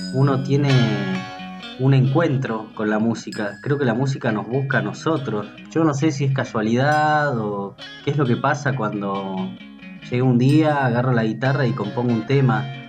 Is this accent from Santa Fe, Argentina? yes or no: no; Salta, Argentina; also born or lived in Bernal, Buenos Aires; yo nací en Bernal, en el año 89, en el conurbano bonaerense. Cuando tenía 5 años eh, nos vinimos a vivir a Salta con mi familia